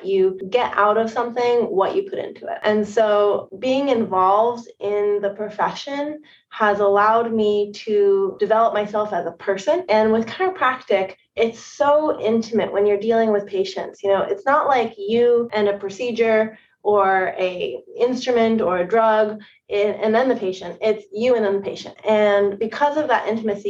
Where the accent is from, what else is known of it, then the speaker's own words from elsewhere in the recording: New England, United States; moved away as an adult; also born or lived in Bay Area, California / Seattle, Washington; now in Portsmouth, United States; I'm from the East Coast